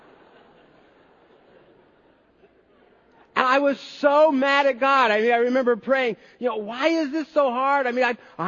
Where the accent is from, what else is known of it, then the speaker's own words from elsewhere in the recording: United States; as American Christians